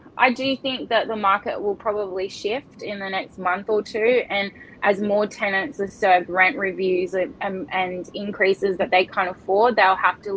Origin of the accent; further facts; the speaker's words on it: Northern Beaches, New South Wales, Australia; being born and bred on the Northern Beaches